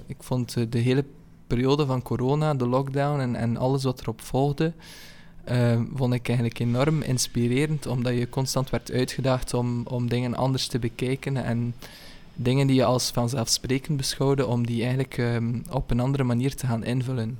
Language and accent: Dutch; Ypres, Flanders, Belgium; now in Kortrijk, Belgium; ik ben geboren in Yper